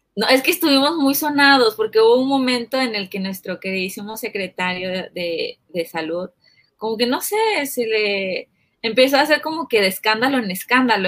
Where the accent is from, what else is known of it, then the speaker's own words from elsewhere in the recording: Chiapas, Mexico; yo soy de Chiapas, del Chiapas donde mandaron a tirar los drones